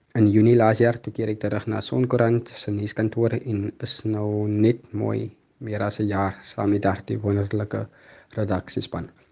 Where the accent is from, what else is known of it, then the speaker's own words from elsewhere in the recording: Mamre, Western Cape, South Africa; ek het in Mamre groot geword en woon nog steeds hier